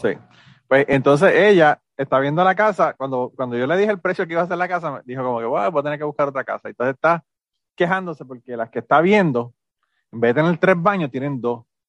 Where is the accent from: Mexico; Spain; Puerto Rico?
Puerto Rico; moved away; yo no soy mexicano, yo soy puertorriqueño